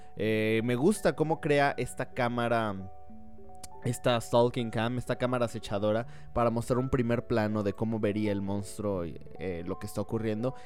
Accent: Mexico; also born or lived in Guatemala; yo tengo doble nacionalidad. Soy mexicano por parte de mi madre y guatemalteco por parte de mi padre

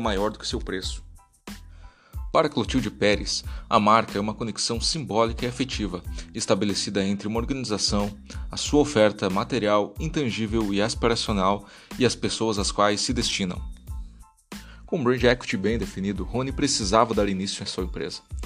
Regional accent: Brazil; Como brasileiros

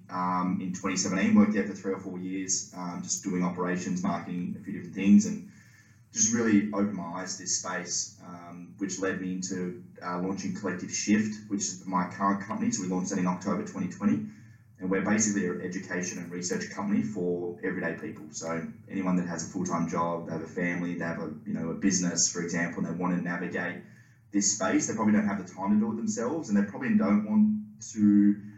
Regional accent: Tasmania, Australia; I'm from Tasmania originally, currently down here

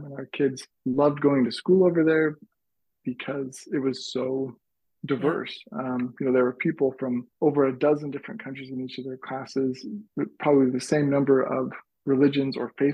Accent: Utah Valley, United States; was born in and grew up in Utah Valley all my life.

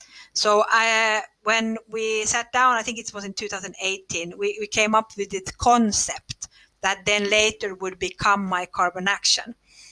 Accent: Finland; English is a second language; And then we found it in Finland, of all places, which is funny because we are from Finland.

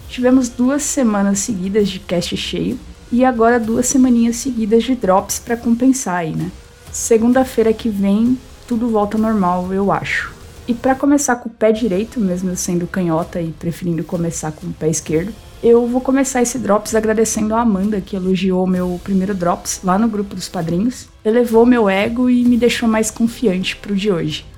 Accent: Brazil; nós, brasileiros

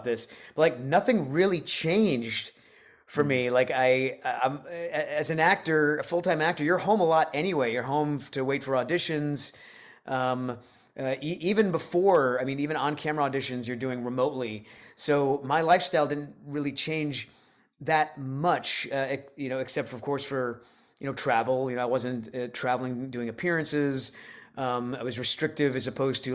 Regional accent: Rhode Island, United States; now in Nashville, United States; I grew up in Rhode Island.

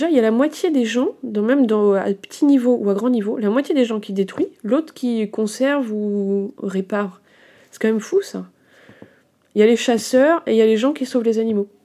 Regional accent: Brittany, France; also born or lived in Bourgogne-Franche-Comté; Alors en tant que bretonne, euh, mi-bretonne, mi-franc-comtoise, je me sens pas très euh, habilitée à parler de ça.

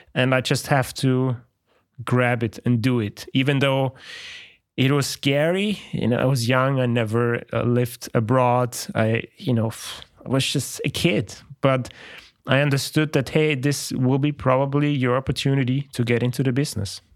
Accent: Austria; moved away as an adult; also born or lived in Poland; I'm from Austria. It's a small country

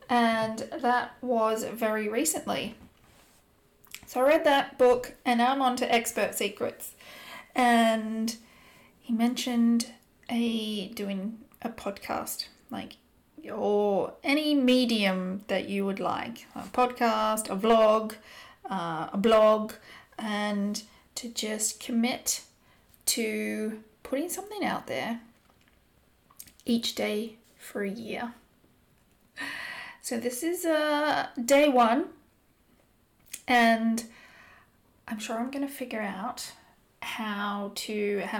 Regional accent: Australia; moved away as an adult; now in London, United Kingdom; I'm originally from Australia. I have been living in London the past almost 10 years.

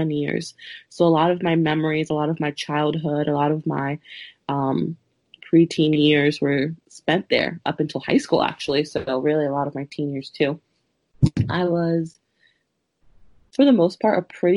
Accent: Woodbridge, Virginia, United States; also born or lived in Peru; I have lived in Woodbridge, Virginia, just about my whole life. I was born in Peru, and I came to Woodbridge when I was like around 4 or 5.

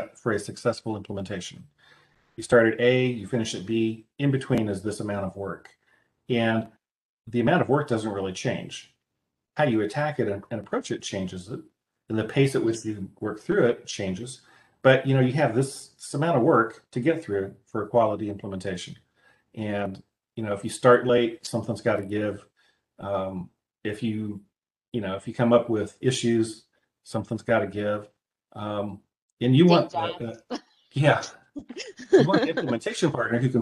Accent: Midwest, United States; accent: Midwestern; my Midwestern accent

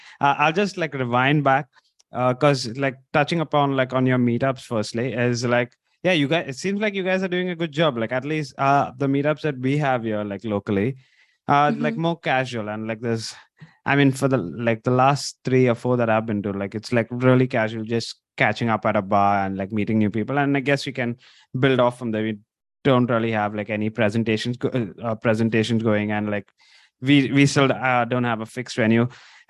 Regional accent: India; moved away; also born or lived in Mumbai; I'm originally from India

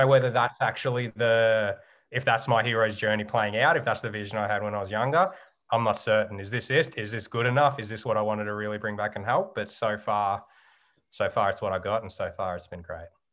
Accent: Geelong, Victoria, Australia; moved away as an adult; growing up in Geelong

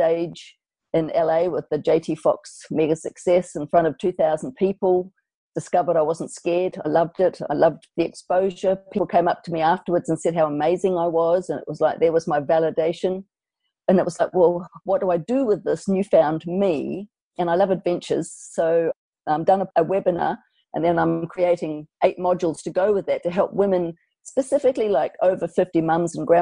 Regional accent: New Zealand; now in Australia; I'm from New Zealand

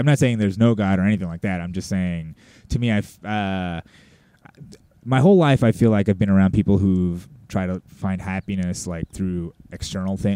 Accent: United States; as Americans, we can't help but to be sociopaths on some level

